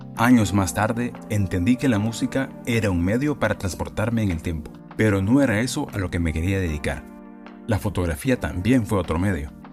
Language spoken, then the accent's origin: Spanish; San Pedro Sula, Cortés, Honduras; moved away; also born or lived in Tegucigalpa; Nací en San Pedro Sula